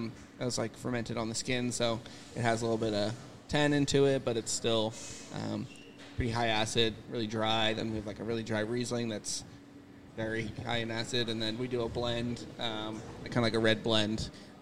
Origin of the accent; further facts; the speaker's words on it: Upper Darby, Pennsylvania, United States; also born or lived in Drexel Hill; Lived in Upper Darby for a few years and then moved to Drexel Hill